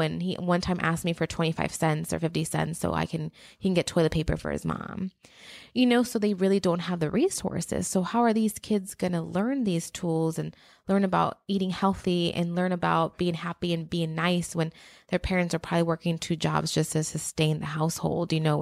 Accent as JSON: {"language": "English", "country": "Mexico", "moved": "yes", "said": "I'm from Mexico"}